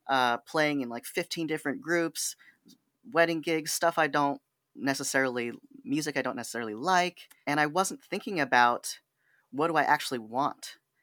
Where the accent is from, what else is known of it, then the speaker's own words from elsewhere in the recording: California, United States; born there; now in Sacramento, United States; And I thought, oh my gosh, I was born in the Bay. It's part of my identity.